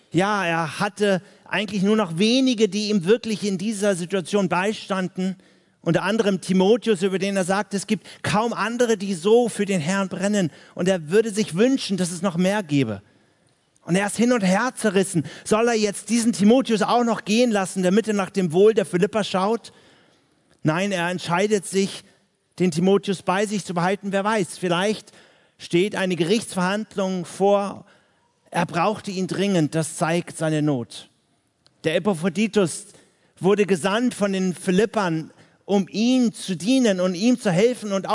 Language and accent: German; Hamburg, Germany; now in Vienna, Austria; ich komme jetzt aus Wien, dort lebe ich seit 13 Jahren, ich bin aber eigentlich Hamburger.